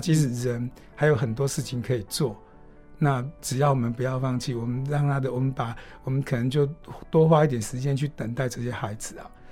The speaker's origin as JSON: {"language": "Chinese", "region": "Hualien County", "country": "Taiwan", "tie": "born or raised there", "said": "你们的老师跟你们一样，从小在这里长大"}